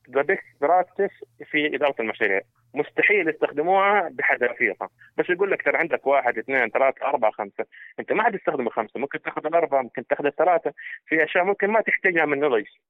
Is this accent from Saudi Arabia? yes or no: yes; Saudi Arabia; عندنا في السعودية